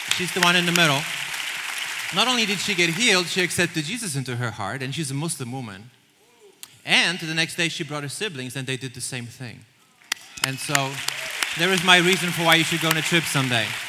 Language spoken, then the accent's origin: English; Poland; moved away as an adult; now in United States; I'm, I'm, Polish. I grew up in Poland